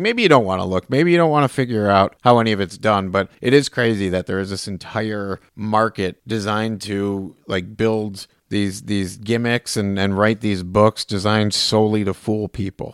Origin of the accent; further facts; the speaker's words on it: Farmington Hills, Michigan, United States; As a child growing up in the eighties and nineties here in Michigan, I grew up in Farmington Hills